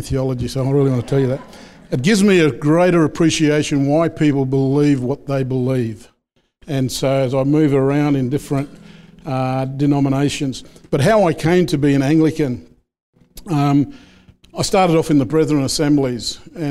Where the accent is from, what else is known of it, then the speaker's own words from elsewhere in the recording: Peak Hill, New South Wales, Australia; also born or lived in Gilgandra; where I was born in Gilgandra, raised around Peak Hill, Dubbo area, for those who know central New South Wales